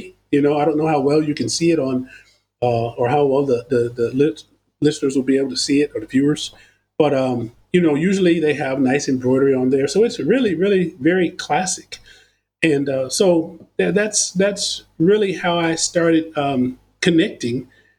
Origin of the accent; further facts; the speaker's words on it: United States; I'm from America